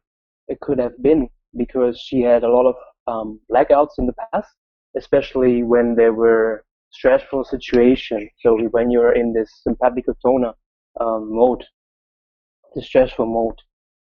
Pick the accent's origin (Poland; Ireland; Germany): Germany; I'm from Germany